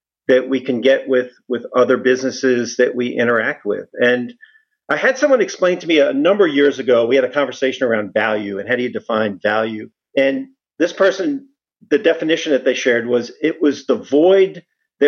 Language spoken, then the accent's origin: English; New York City, New York, United States; I was born in Brooklyn, grew up in a family of police officers